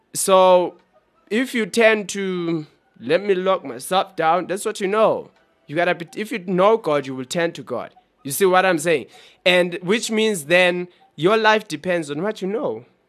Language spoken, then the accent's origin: English; Johannesburg, Gauteng, South Africa; We are from South Africa in Johannesburg